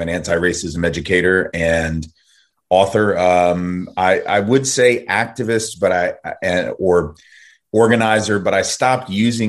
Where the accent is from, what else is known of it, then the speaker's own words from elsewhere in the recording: Nashville, Tennessee, United States; also born or lived in New Orleans, Louisiana; I went to college at Tulane University in New Orleans, from Nashville, Tennessee. I've lived all my life in the South with the exception of like 5 weeks in Northampton, Mass